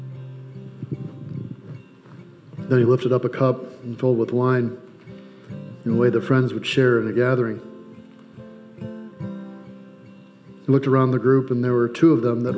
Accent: United States; I'm an American by birth, Czechoslovakian by ethnicity

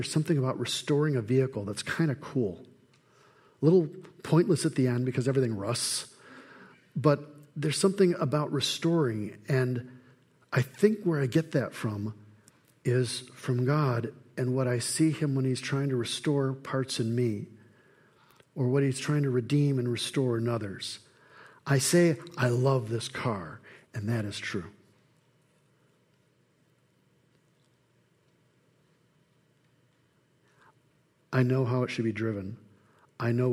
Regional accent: Flint, Michigan, United States; Growing up in Flint

